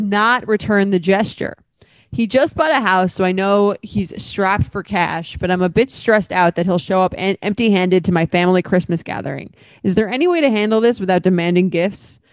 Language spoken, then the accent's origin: English; Long Island, New York, United States; now in New York City, United States; I'm from Long Island, so, and I live in New York City